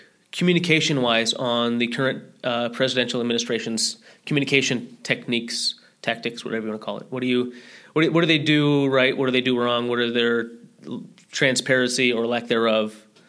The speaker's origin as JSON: {"language": "English", "country": "United States", "said": "as a human being and an American"}